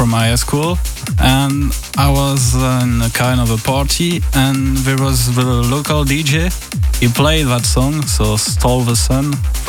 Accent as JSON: {"language": "English", "region": "Auvergne-Rhône-Alpes", "country": "France", "second_language": "English", "said": "In the center of France."}